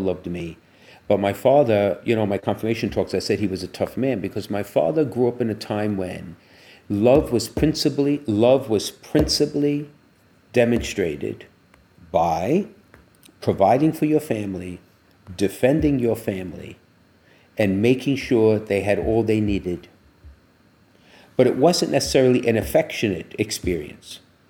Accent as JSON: {"language": "English", "country": "United States", "tie": "born or raised there", "said": "growing up in the United States"}